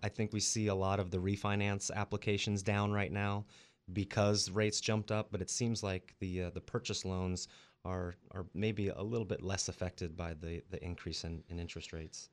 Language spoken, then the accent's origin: English; Colorado, United States; moved away as an adult; also born or lived in Las Vegas; now in Central Coast, California, United States; I grew up in Colorado, and I did a little stint in Las Vegas for a couple of years